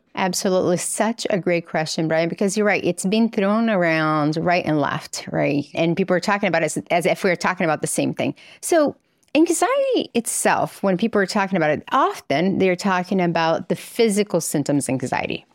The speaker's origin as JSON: {"language": "English", "town": "Governador Valadares", "region": "Minas Gerais", "country": "Brazil", "tie": "born or raised there", "moved": "yes", "said": "So I grew up in Brazil in a little town called Governador Valadares, which is in the middle of the country."}